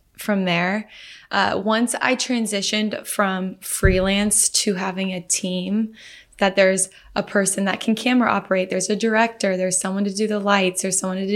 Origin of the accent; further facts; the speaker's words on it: Omaha, Nebraska, United States; I'm from Omaha, Nebraska.